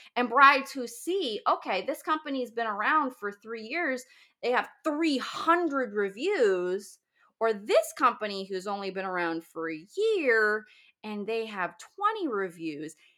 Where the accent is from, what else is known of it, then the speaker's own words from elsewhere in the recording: Northern Virginia, United States; my hometown, very very close, um, in Northern Virginia